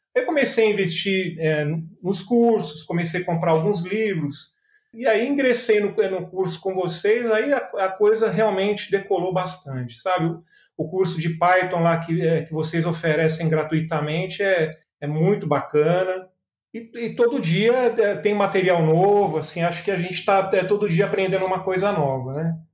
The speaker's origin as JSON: {"language": "Portuguese", "region": "São Paulo", "country": "Brazil", "tie": "born or raised there", "moved": "yes", "lives_now": "Belo Horizonte, Brazil", "said": "Eu sou nascido em São Paulo, e vim para Minas Gerais já tem mais de 25 anos que estou aqui em Minas"}